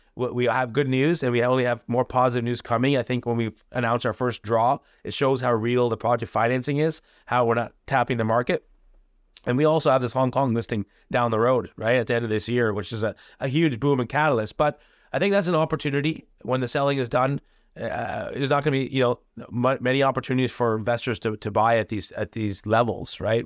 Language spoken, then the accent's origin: English; India; I'm from India